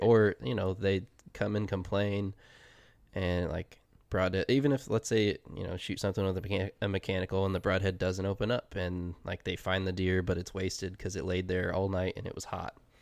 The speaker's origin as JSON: {"language": "English", "region": "Ohio", "country": "United States", "tie": "born or raised there", "also_born_or_lived": "Oregon", "moved": "yes", "said": "I grew up in Ohio"}